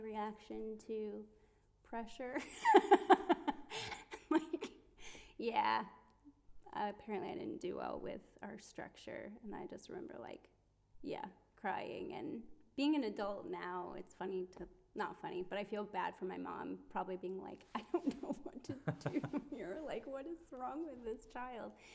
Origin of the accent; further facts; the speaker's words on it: Cleveland, Ohio, United States; moved away as an adult; I come from Cleveland, Ohio, in America